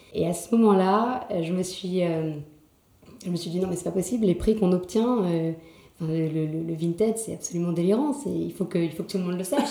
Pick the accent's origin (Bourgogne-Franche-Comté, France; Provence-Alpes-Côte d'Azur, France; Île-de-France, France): Île-de-France, France; Paris; je suis née à Paris, j'ai toujours euh, quasiment toujours vécu à Paris